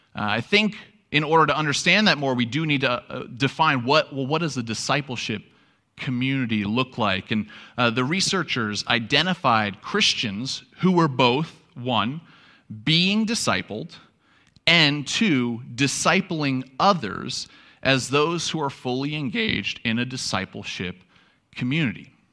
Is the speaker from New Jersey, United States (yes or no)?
no; New York, United States; moved away; I'm from New York